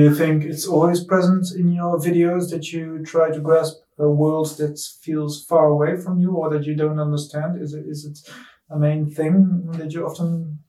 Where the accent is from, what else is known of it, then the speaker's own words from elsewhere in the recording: Den Bosch, North Brabant, Netherlands; we are both from the Bos, and there they celebrate carnival.